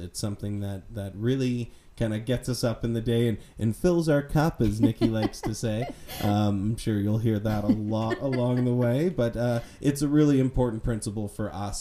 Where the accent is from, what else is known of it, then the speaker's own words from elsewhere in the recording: Nova Scotia, Canada; I grew up in Nova Scotia